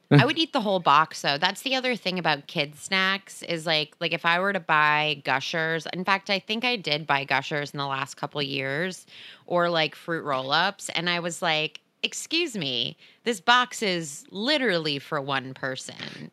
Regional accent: New Jersey, United States; now in Los Angeles, United States; growing up in New Jersey

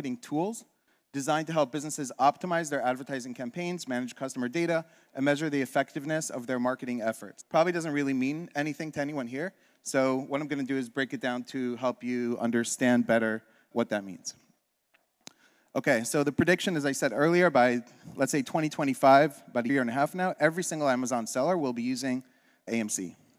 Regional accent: Israel; born there; I was born in Israel.

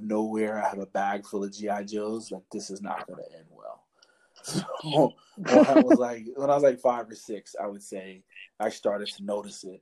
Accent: New York City, New York, United States; also born or lived in Harlem / the Bronx / Brooklyn; I'm originally from New York City. Like I was born and raised in the city.

